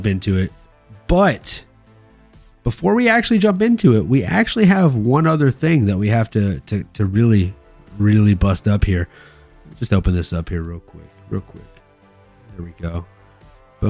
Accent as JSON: {"language": "English", "region": "Louisiana", "country": "United States", "tie": "born or raised there", "moved": "as an adult", "lives_now": "San Jose, United States", "said": "Growing up in Louisiana"}